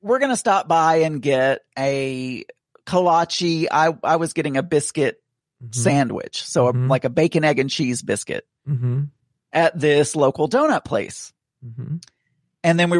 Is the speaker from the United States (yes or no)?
yes; the South, United States; growing up in the South, we're very meat and potatoes oriented